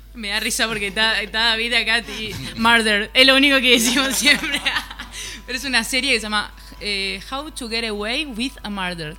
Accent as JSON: {"language": "Spanish", "region": "Formosa", "country": "Argentina", "moved": "yes", "lives_now": "Buenos Aires, Argentina", "said": "somos de Formosa, vivimos hace un tiempo ya en Buenos Aires"}